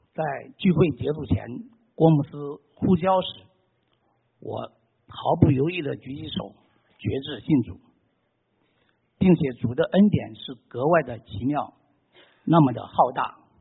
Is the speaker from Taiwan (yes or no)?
no; China; moved away as an adult; also born or lived in Boulder, Colorado; now in United States; 我出生在大陆一个无神论的环境